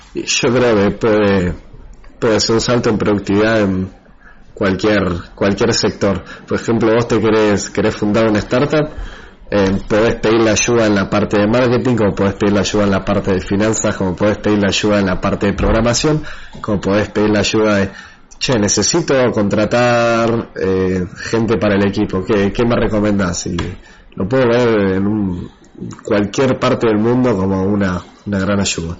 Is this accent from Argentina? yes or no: yes; Argentina; el, otro chico de Argentina que trabaja con, conmigo, somos los únicos de Argentina que están en el equipo